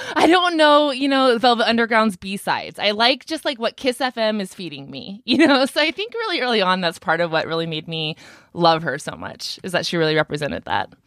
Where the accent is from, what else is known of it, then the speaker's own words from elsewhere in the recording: Ventura County, California, United States; I'm actually from Ventura County, where Brittany lives now.